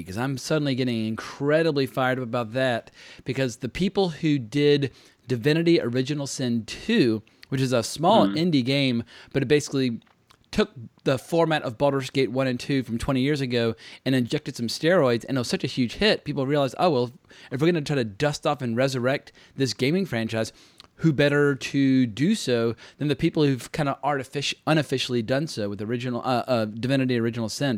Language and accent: English; United States; I, as an American